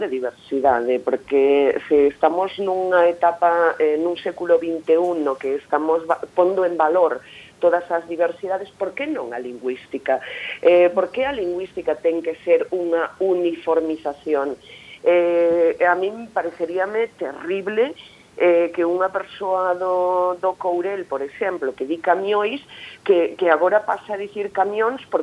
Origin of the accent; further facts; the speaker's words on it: Bergantiños, Galicia, Spain; accent: Bergantiños variety; todas as miñas novelas están escritas nunha variante berjantiña, que é de onde eu son eh, toda a zona de Carballo, de Bergantiños